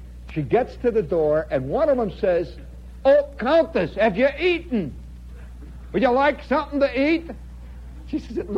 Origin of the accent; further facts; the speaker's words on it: United States; I'm an American